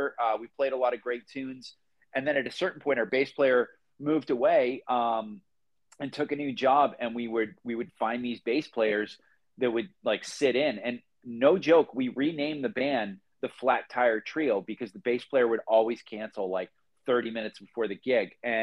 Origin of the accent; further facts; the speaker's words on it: Boston, Massachusetts, United States; moved away as an adult; now in Phoenix, United States; We're two guys from Boston.